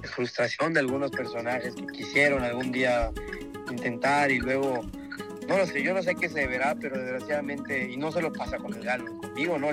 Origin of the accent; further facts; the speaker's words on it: Mexico; quiero torear en mi tierra